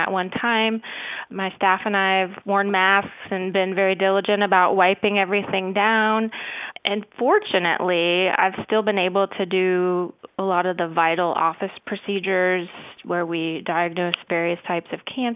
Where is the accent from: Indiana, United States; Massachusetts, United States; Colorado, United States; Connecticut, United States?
Indiana, United States; moved away as an adult; also born or lived in Tennessee; now in Outer Banks, North Carolina, United States; I'm originally from Indiana. I was born and raised there